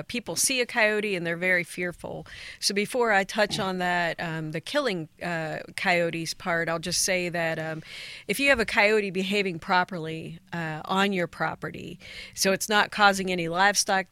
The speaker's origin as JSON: {"language": "English", "region": "Ohio", "country": "United States", "moved": "as an adult", "lives_now": "Tennessee, United States", "said": "My background's from Ohio."}